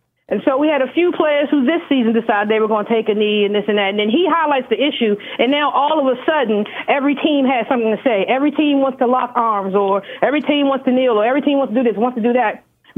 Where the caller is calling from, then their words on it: Washington, District of Columbia, United States; I'm calling from Washington, D.C.